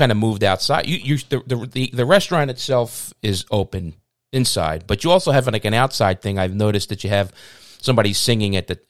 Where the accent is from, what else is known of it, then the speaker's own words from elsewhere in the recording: Philadelphia, Pennsylvania, United States; I grew up on Wilder Street